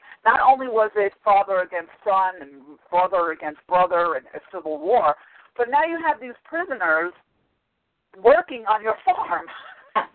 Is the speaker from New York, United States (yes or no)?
yes; Long Island, New York, United States; also born or lived in Manhattan, New York; I was born in Manhattan, the island of Manhattan, and I was raised on Long Island.